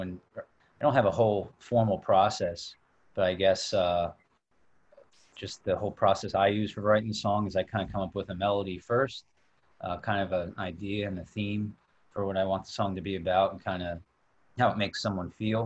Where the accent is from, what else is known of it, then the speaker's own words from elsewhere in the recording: New York City, New York, United States; We're from Queens, Astoria